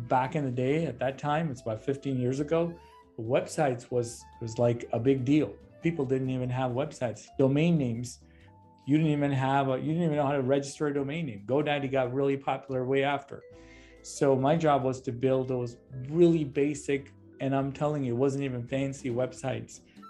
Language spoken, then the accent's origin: English; Chicago, Illinois, United States; I'm a Chicagoan